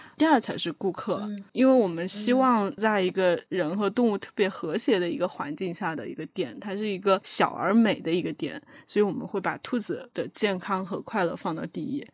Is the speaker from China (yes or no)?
yes; Wuhan, Hubei, China; now in Beijing, China; 因为我是武汉人